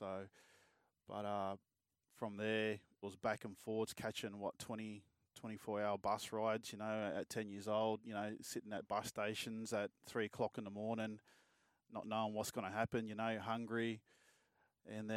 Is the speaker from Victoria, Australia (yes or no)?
yes; Melbourne, Victoria, Australia; also born or lived in Bourke, New South Wales; I was born in Melbourne and went to school there for a bit, and then it was just back and forth. My mum's from Bourke, actually, so a small town out west. And, yeah, we'll back and forth between Bourke and Melbourne